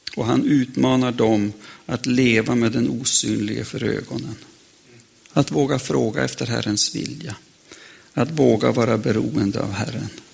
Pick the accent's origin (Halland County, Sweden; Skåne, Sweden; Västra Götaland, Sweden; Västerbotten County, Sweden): Västerbotten County, Sweden; jag lärde mig hemma i Västerbotten